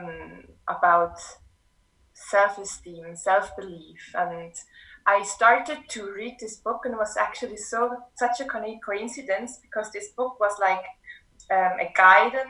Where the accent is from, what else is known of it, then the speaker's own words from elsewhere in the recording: Switzerland; moved away as an adult; also born or lived in Martinique; now in Cape Town, South Africa; I grew up in Switzerland.